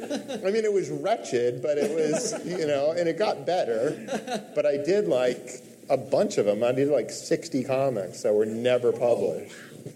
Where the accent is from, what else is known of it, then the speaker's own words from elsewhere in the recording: Mendocino, California, United States; Mendocino, California. Okay. So mostly, we moved around a lot.